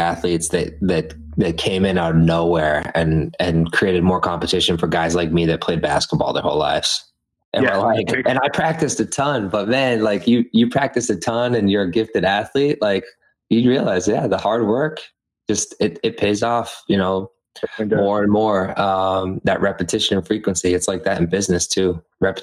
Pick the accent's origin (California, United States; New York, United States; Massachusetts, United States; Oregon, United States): Massachusetts, United States; Methuen; also born or lived in Los Angeles; my hometown now, Methuen